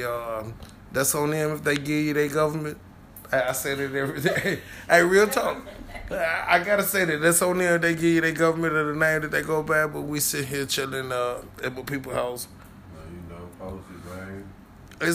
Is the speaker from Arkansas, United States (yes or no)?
yes; Little Rock, Arkansas, United States; I born and raised on Bussy and Maple. Niggas from North Little Rock, Southwest Little Rock, South End Little Rock, East End Little Rock